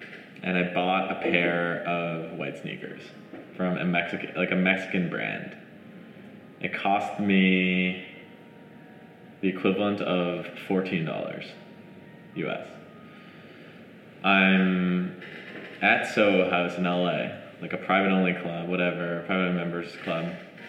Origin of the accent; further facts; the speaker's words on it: Montreal, Quebec, Canada; moved away; I'm originally from Montreal, Canada.